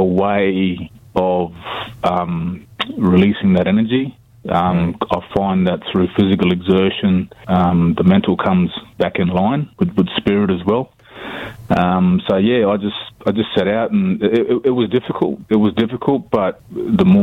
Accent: Alice Springs, Northern Territory, Australia; Grew up in Alice Springs, single mother

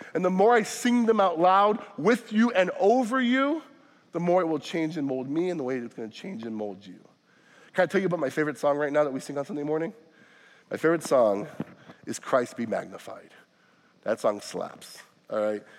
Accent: Florida, United States; now in Wisconsin, United States; I'm not from Wisconsin. I say this often. I'm from Florida

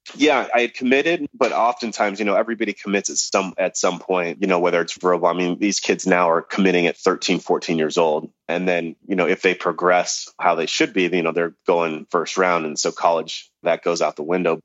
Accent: Los Angeles, California, United States; also born or lived in Hollywood; I was born in Hollywood, but I grew up in the San Fernando Valley.

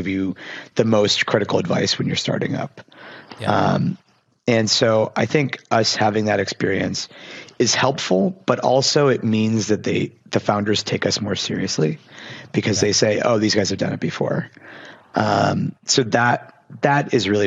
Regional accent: Pittsburgh, Pennsylvania, United States; I grew up in Pittsburgh

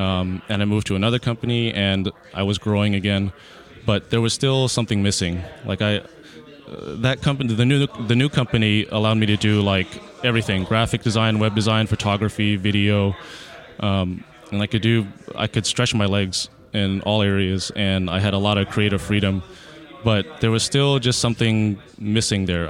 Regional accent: Houston, Texas, United States; also born or lived in Austin, Texas; born and raised in Houston, Texas.

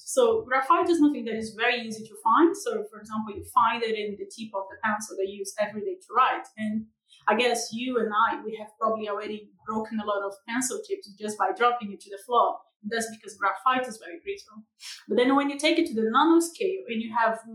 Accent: Brazil; accent: tropical; moved away as an adult; now in United Kingdom; I'm from Brazil. So I originally moved to the UK in 2017

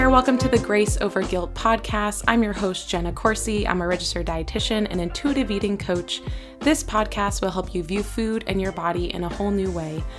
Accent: Boston, Massachusetts, United States; moved away as an adult; now in Hawaii, United States; my whole family is in Boston, so It's where I'm from

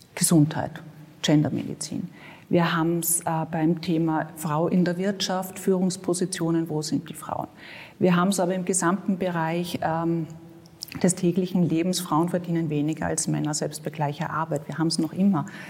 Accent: Vienna, Austria; ich bin in Mauer aufgewachsen

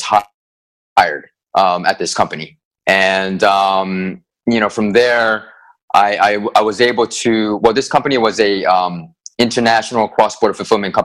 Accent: Philadelphia, Pennsylvania, United States; moved away as an adult; also born or lived in Asia / China; I'm originally from Philadelphia, Pennsylvania. My background, born and raised in America

